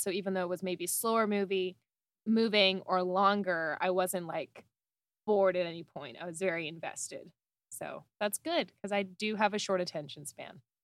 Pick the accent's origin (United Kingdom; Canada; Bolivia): Canada; I'm Canadian